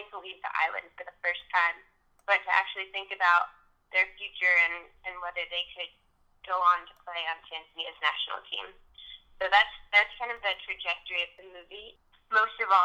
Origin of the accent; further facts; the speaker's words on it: New York City, New York, United States; I grew up in New York City